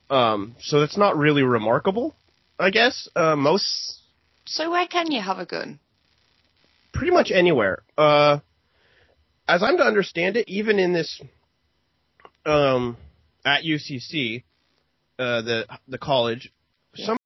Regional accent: Oregon, United States; here in my home state of uh, Oregon

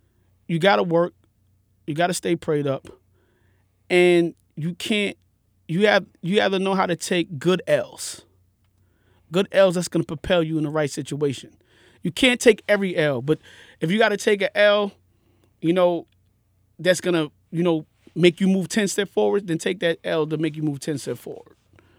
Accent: Jamaica; I'm Jamaican.

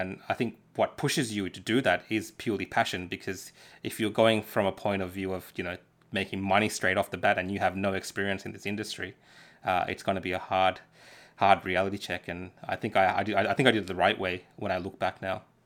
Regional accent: Dandenong, Victoria, Australia; English is a second language; also born or lived in Sri Lanka; I grew up in Dandenong

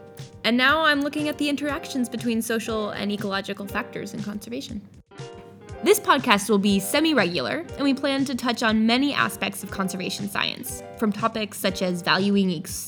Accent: United States; moved away; I'm from the US originally.

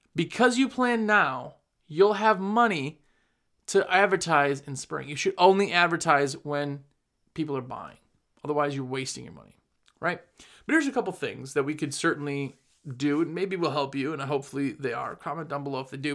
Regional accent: Wisconsin, United States; moved away; I'm originally from Wisconsin, had a business there for almost fifteen years

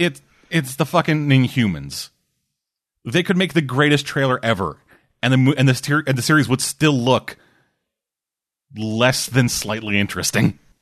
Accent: Canada; I'm Canadian

